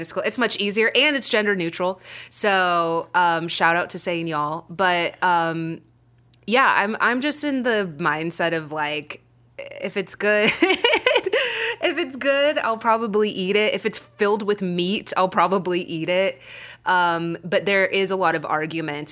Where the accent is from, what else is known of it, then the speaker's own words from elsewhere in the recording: Frisco, Texas, United States; accent: Texas; now in Los Angeles, United States; I went to high school in Frisco, Texas, which is outside of Dallas. Like, I can drop into my Texas accent